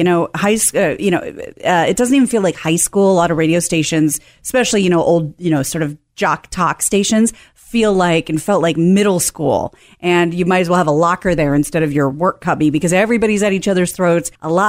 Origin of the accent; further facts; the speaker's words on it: Kansas City, United States; also born or lived in Oregon; No, I'm from Kansas City. I was born in Oregon, but I'm from Kansas City.